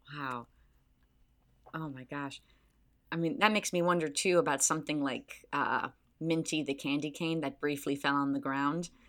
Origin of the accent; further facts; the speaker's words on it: Palatine, Illinois, United States; I'm from Palatine, Illinois